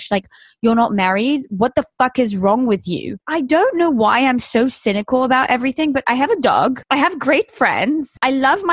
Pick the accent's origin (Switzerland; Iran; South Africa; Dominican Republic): Switzerland; moved away; also born or lived in England; I'm actually a fucking loser from a Swiss village. I'm also English